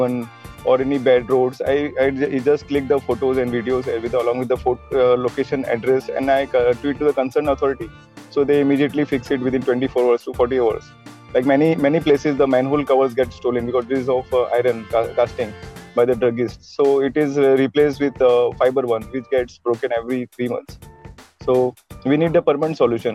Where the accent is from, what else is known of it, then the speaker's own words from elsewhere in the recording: Mumbai, Maharashtra, India; I've been born and brought up in Mumbai, India